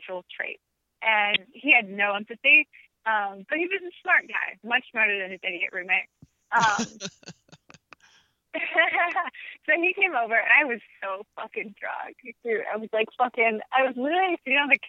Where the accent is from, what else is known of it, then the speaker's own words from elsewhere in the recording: Kansas City, Missouri, United States; now in New York City, United States; I'm from Kansas City, Missouri, and we were in Kansas City